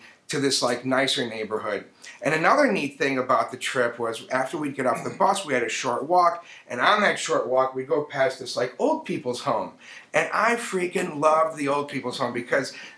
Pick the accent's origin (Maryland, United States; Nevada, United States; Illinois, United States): Illinois, United States; Chicago; I grew up in Chicago